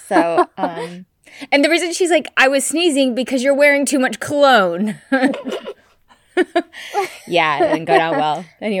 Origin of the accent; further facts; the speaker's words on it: United States; I'm American.